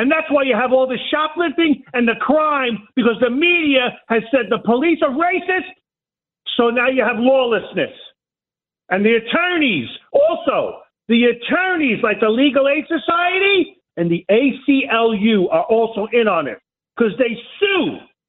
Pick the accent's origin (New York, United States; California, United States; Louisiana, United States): New York, United States; New York City; I'm born and raised in Brooklyn.